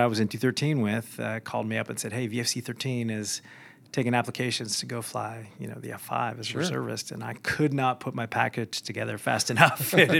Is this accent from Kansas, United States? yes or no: no; Rochester, New York, United States; I am from the East Coast, moved around a little bit, but went to high school in Rochester, New York.